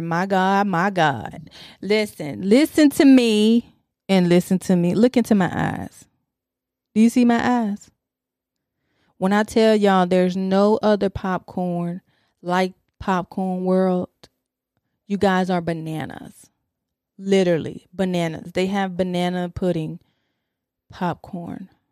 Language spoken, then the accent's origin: English; Detroit, Michigan, United States; I'm from Detroit.